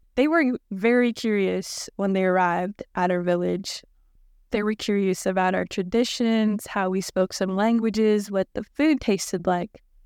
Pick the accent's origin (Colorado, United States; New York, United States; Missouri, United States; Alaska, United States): Alaska, United States; Hooper Bay; I'm from Hooper Bay, and I was raised by a community and an elder, and let me just take you with me to my hometown called Hooper Bay